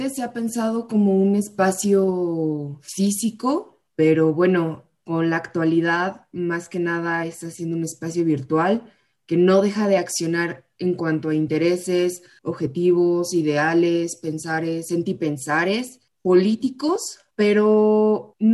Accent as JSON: {"language": "Spanish", "town": "Morelia", "region": "Michoacán", "country": "Mexico", "said": "las chicas que son, son o somos de Morelia"}